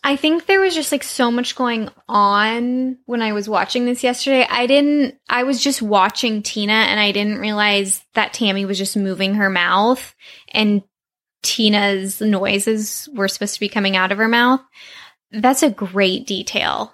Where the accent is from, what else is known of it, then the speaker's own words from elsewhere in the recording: Santa Monica, California, United States; growing up on Ocean Avenue